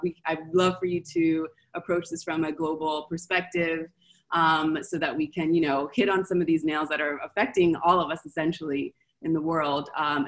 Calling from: Argentina; So I'm calling from Argentina.

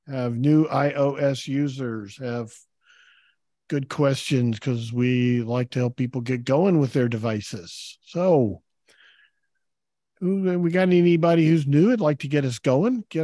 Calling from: Dallas, Texas, United States; I'm joining from Dallas, Texas.

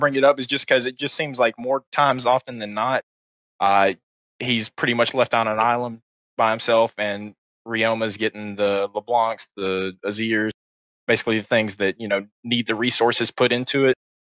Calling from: Prattville, Alabama, United States; I am calling from Prattville, Alabama.

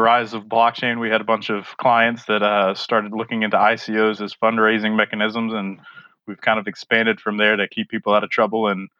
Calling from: South Carolina, United States; I'm currently in South Carolina, but I'm based in Buffalo, New York.

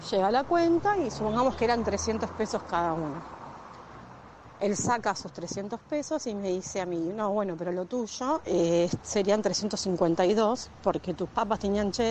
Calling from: Temperley, Buenos Aires Province, Argentina; Hola Doc, eh … de Tamperley.

